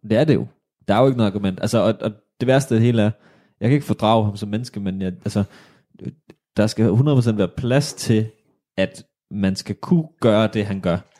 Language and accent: Danish; Odense, Southern Denmark, Denmark; vi er fra Odense